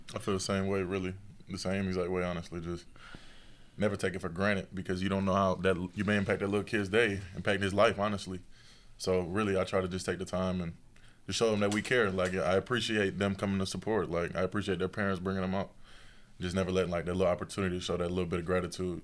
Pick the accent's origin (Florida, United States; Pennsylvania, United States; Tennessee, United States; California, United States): Tennessee, United States; being from Tennessee